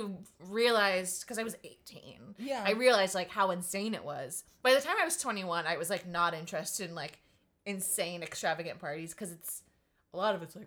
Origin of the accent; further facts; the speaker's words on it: Ohio-Pennsylvania border, United States; I grew up on the Ohio-Pennsylvania border